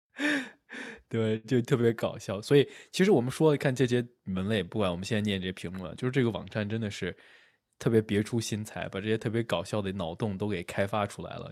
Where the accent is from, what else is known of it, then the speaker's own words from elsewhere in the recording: China; now in United States; 我作为一个中国人，我到了美国来之后